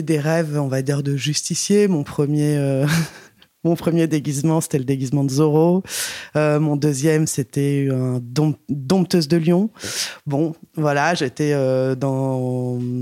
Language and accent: French; Paris, Île-de-France, France; je suis né et j'ai grandi à Paris